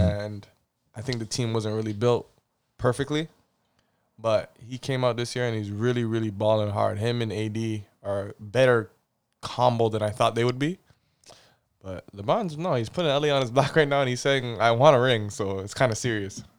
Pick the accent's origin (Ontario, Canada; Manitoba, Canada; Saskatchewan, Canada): Ontario, Canada; Toronto; moved away as an adult; now in Sudbury, Canada; born and raised in Toronto.